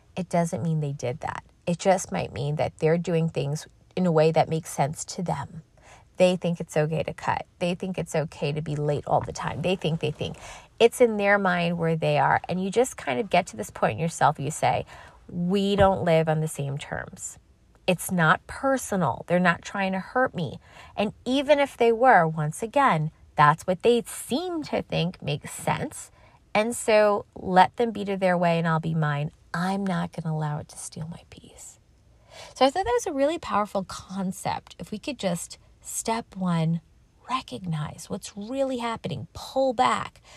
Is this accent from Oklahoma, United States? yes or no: no; New York City, New York, United States; I'm from New York City.